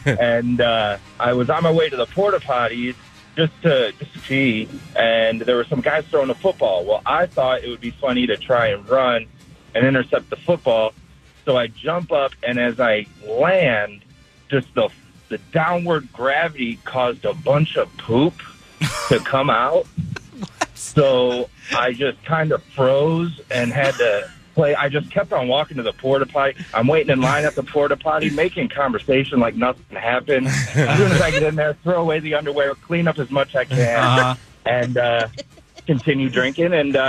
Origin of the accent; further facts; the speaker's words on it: Cleveland, Ohio, United States; now in Woodstock, United States; I'm from Cleveland, Ohio.